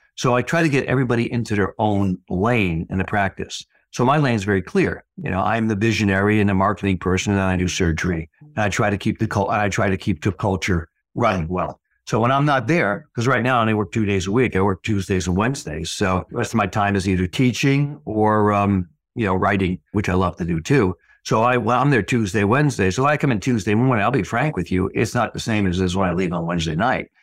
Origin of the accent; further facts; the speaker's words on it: Fairfield, Connecticut, United States; I practice in my hometown, two hundred years from where I went to high school